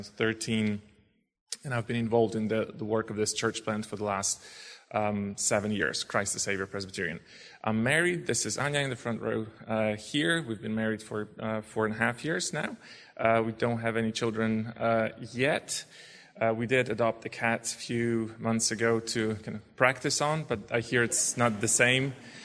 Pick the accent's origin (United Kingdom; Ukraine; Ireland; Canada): Ukraine; Lviv, Lviv Oblast; English is a second language; moved away as an adult; now in Krakow, Poland; I'm 34 years old. I was born in Lviv, Ukraine. It was Soviet Union at the time. And it's former Polish territory, so Polish is still quite common. I've always spoken Polish.